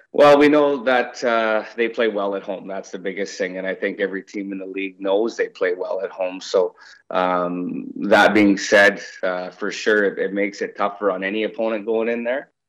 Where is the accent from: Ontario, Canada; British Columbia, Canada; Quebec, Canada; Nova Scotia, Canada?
British Columbia, Canada; Victoria; moved away; I'm from Vancouver Island, um, you know, so I was raised in uh, Victoria, BC